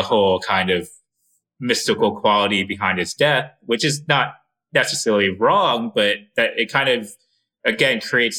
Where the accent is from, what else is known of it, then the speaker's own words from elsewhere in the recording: Maryland, United States; I grew up in Maryland, right on the border of Northern Virginia.